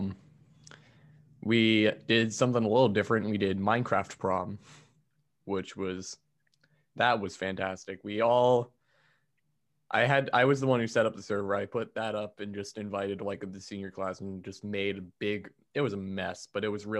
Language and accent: English; Speedway, Indiana, United States; I'm from Speedway High School, as in Motor Speedway Indianapolis 500